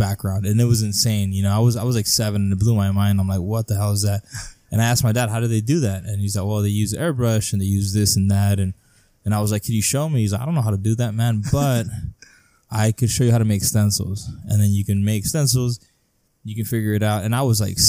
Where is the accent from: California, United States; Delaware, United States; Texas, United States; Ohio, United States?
California, United States; El Centro; also born or lived in Calexico; pretty much born and raised in El Centro.